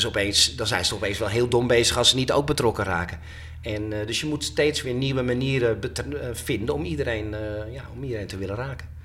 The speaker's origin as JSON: {"language": "Dutch", "town": "Haarlem", "region": "North Holland", "country": "Netherlands", "tie": "born or raised there", "said": "mijn geboortestad Haarlem"}